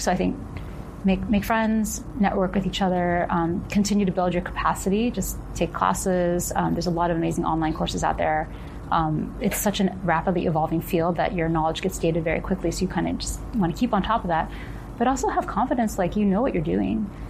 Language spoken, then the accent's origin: English; Ohio, United States; moved away; I grew up in Ohio